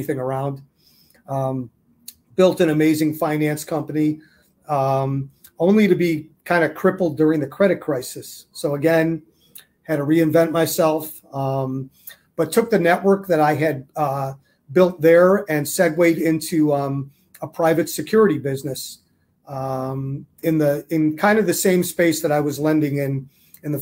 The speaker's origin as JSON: {"language": "English", "town": "Chicago", "region": "Illinois", "country": "United States", "also_born_or_lived": "Arizona", "said": "I'm from the Chicago area"}